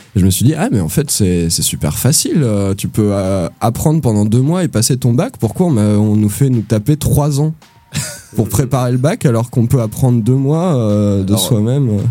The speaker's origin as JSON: {"language": "French", "area": "Ardennes", "region": "Grand Est", "country": "France", "tie": "born or raised there", "also_born_or_lived": "Toulouse", "moved": "yes", "said": "je suis né dans les Ardennes"}